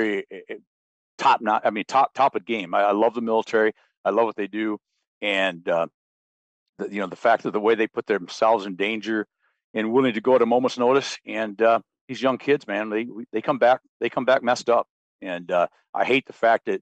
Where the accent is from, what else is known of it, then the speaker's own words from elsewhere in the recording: Michigan, United States; I was born and raised in Mid-Michigan on a small farm